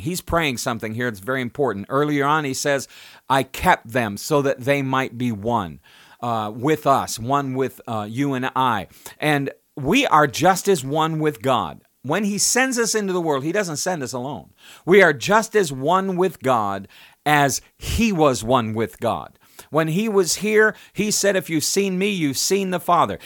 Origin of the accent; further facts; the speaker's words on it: United States; I was born in the United States. I'm of the United States.